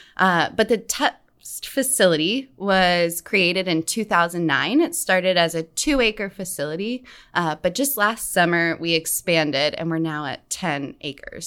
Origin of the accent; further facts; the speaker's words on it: West Virginia, United States; I grew up in West Virginia